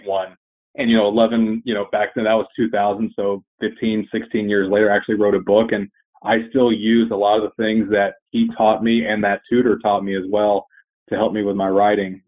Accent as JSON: {"language": "English", "town": "Chattanooga", "region": "Tennessee", "country": "United States", "tie": "born or raised there", "said": "my hometown in Chattanooga, Tennessee"}